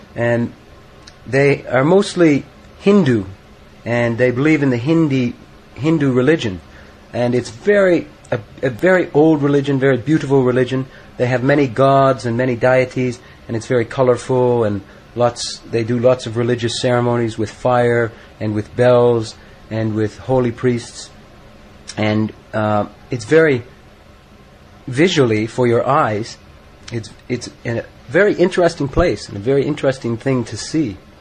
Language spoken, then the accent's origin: English; Canada; I am from Canada, but I just spent six months in India